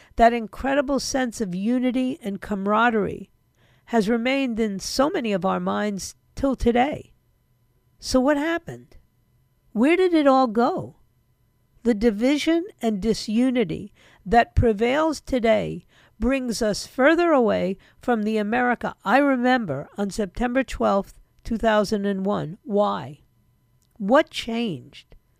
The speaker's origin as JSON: {"language": "English", "region": "New York", "country": "United States", "tie": "born or raised there", "moved": "yes", "said": "that's my hometown. Whether I like it or not, that's my hometown."}